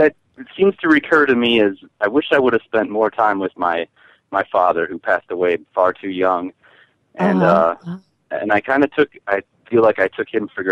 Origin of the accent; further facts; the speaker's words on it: Midwest, United States; moved away; being from the Midwest, and we're good like Lutherans